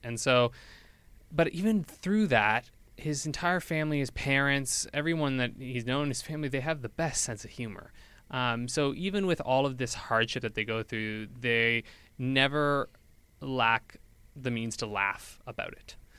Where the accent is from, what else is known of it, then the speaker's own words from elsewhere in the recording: New Brunswick, Canada; moved away as an adult; now in Edmonton, Canada; I'm from New Brunswick. I'm not from Edmonton